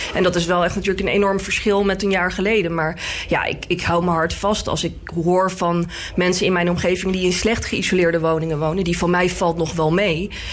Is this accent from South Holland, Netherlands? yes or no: yes; The Hague, South Holland, Netherlands; ik kom zelf uit Laak.